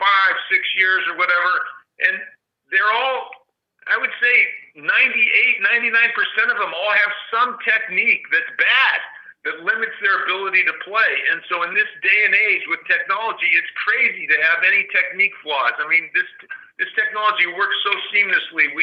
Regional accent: San Diego, California, United States; moved away as an adult; I grew up in San Diego at the public parks in the, you know, in the 60s. And you know, by the time I left San Diego in the early 70s

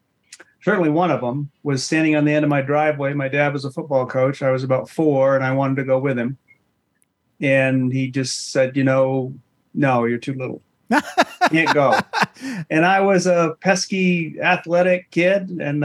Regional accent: Dexter, Maine, United States; Dexter, Maine.

